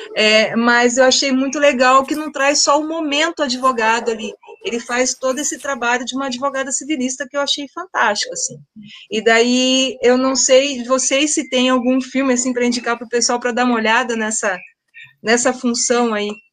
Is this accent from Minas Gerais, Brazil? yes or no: no; Londrina, Paraná, Brazil; na minha cidade, eu sou londrinense